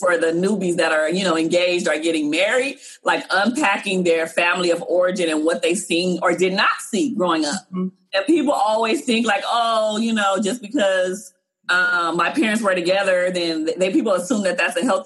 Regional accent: Compton, California, United States; I was from Compton. There was times growing up in my household where money was funny.

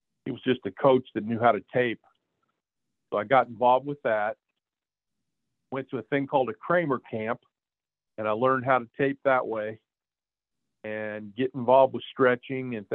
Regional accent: Plainfield, Indiana, United States; I was born in Indianapolis, but I lived in Plainfield most of my life

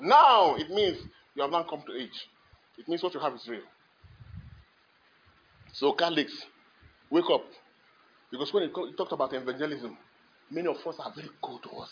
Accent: Kogi, Nigeria; I was born in Kogi State

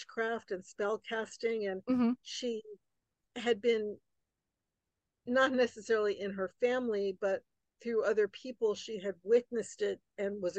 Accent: New York City, New York, United States; I grew up right outside New York City, in New York City, and right outside New York City

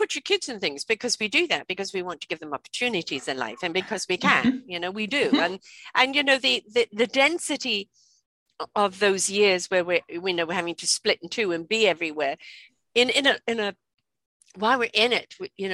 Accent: England, United Kingdom; moved away; I grew up in England, and I grew up with people that used to come and clean the house.

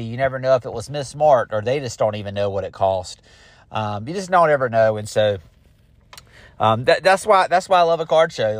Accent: Garner, North Carolina, United States; Garner, North Carolina, which is my hometown

